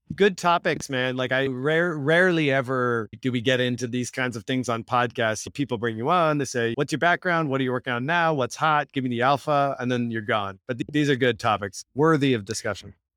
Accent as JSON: {"language": "English", "town": "Victoria", "region": "British Columbia", "country": "Canada", "tie": "born or raised there", "said": "I grew up in Victoria, B C. It's a small It's the capital of British Columbia"}